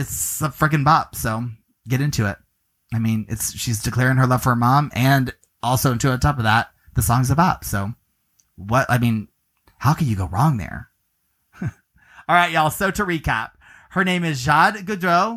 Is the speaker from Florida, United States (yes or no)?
yes; Clearwater, Florida, United States; I hail from Clearwater as well